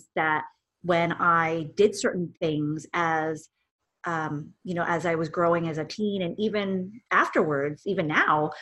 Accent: Vancouver, British Columbia, Canada; I am born and raised here in Vancouver, Canada

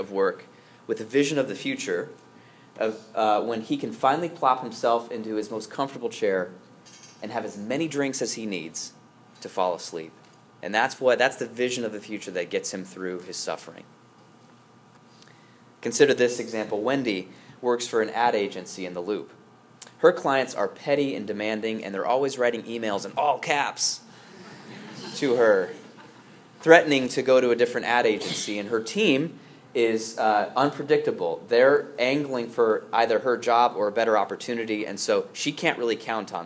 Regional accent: United States; I'm an American

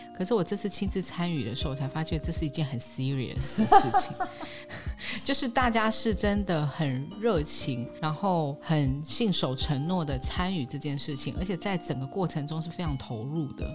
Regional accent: Yunlin County, Taiwan; 我是来自云林的

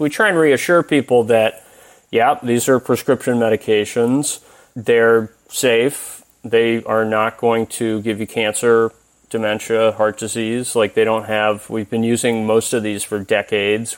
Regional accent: Tennessee, United States; moved away; I'm originally from Tennessee

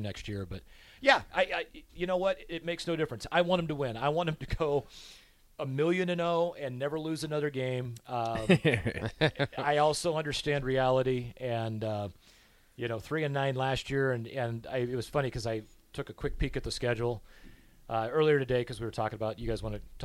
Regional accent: Waverly, Nebraska, United States; I grew up in Waverly, Nebraska, you know, 14 miles from the cathedral that is Memorial Stadium.

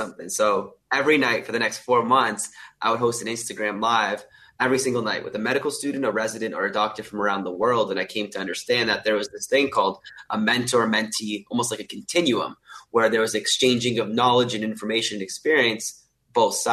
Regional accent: Canada; moved away as an adult; now in Sydney, Australia; I'm originally from Canada. If you can tell, I don't have an Australian accent. I moved to Australia January 2020 to start medical school at the University of Sydney.

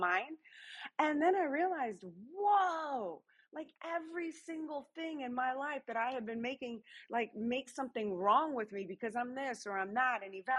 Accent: New Orleans, Louisiana, United States; I'm from New Orleans, Louisiana

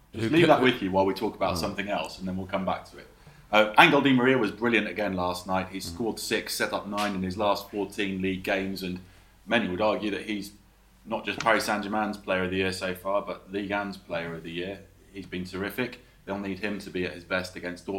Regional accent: England, United Kingdom; moved away as an adult; now in France; I was used to growing up in England

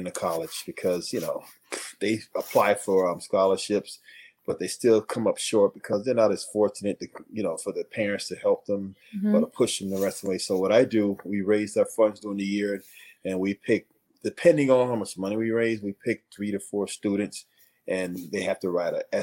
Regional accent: Hallandale Beach, Florida, United States; also born or lived in Michigan / Buffalo; Growing up in Hallandale, that's like I said, it wasn't suburban

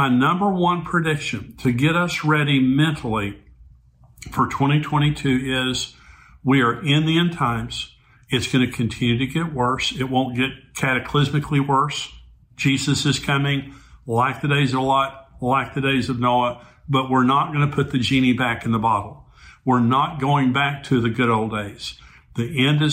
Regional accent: United States; I grew up, I was born in 1953, and I grew up in Christian America.

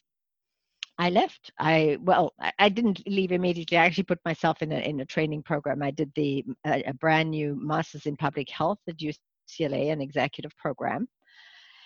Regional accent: South Africa; moved away as an adult; also born or lived in Santa Monica, California; now in United States; I probably wasn't born in this country. In fact, I was. I was born in South Africa, came here as a young physician

